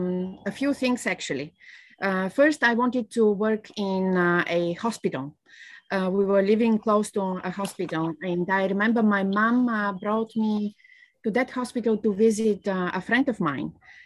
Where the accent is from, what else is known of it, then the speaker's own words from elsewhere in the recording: Bulgaria; moved away as an adult; I was born in Bulgaria